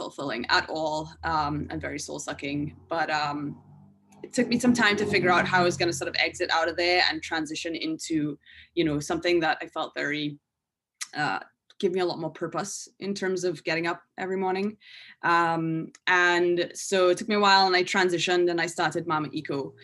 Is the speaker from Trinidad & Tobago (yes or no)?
yes; Trinidad & Tobago; moved away as an adult; now in United States; I'm from Trinidad and Tobago. So when I left Trinidad, you know, I moved to the States when I was 18